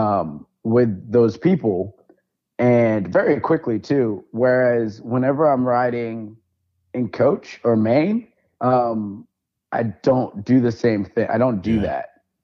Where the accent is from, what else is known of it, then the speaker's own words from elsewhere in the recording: Vermont, United States; moved away; I'm from Vermont, right? So I graduated with 60 kids in my class.